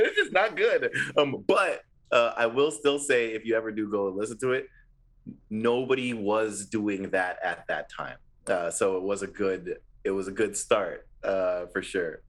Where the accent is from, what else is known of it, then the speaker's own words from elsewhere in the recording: Ontario, Canada; we're from Ontario